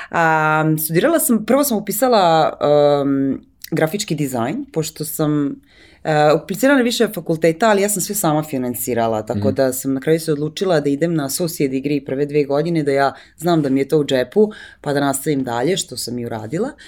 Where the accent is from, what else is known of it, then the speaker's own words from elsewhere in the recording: Serbia; moved away as an adult; also born or lived in New York; pa ja sam iz Srbije